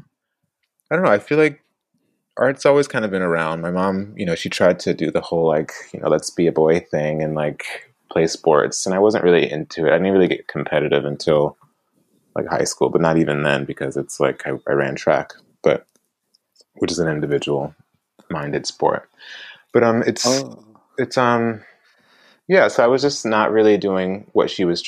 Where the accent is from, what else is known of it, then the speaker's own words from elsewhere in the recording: Orangeburg, South Carolina, United States; now in Long Beach, United States; I grew up in Orangeburg, South Carolina